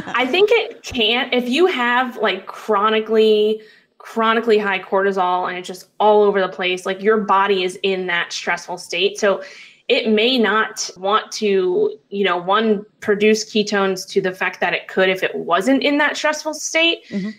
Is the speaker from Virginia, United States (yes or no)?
no; New York City, New York, United States; So I grew up in Manhattan, New York. That's where I'm originally from